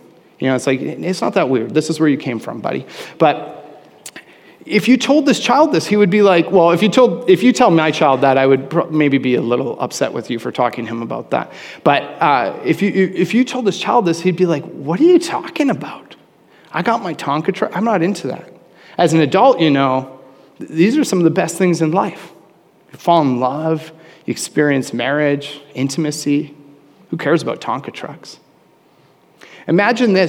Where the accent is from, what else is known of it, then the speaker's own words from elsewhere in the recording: Canada; I'm a Canadian